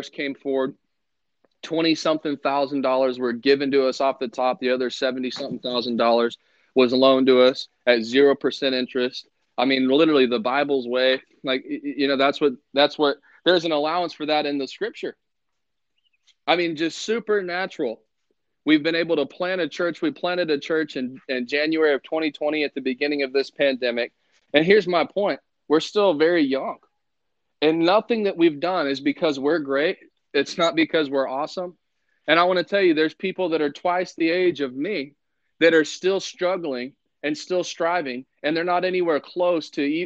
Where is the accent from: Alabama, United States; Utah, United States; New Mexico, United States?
New Mexico, United States; moved away; I was from New Mexico